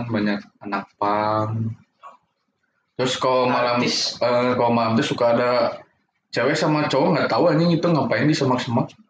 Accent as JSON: {"language": "Indonesian", "town": "Bandung", "region": "West Java", "country": "Indonesia", "said": "kalau orang sebagai anak Bandung yang fashion mah pasti belanja ke gede bagi."}